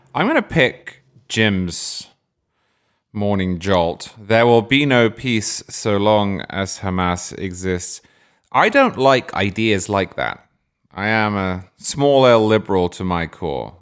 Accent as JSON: {"language": "English", "region": "England", "country": "United Kingdom", "tie": "born or raised there", "moved": "yes", "lives_now": "United States", "said": "growing up in England, where it's not like that at all."}